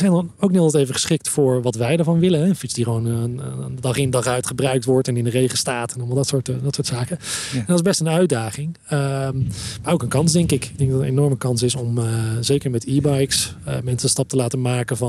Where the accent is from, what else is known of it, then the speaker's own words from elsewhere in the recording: Netherlands; als Nederlanders